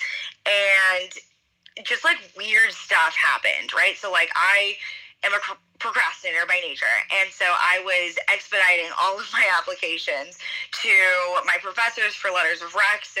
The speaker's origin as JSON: {"language": "English", "town": "Portland", "region": "Oregon", "country": "United States", "tie": "born or raised there", "also_born_or_lived": "China", "moved": "as an adult", "lives_now": "Thailand", "said": "I grew up in Portland, Oregon. I was actually born in China and then adopted"}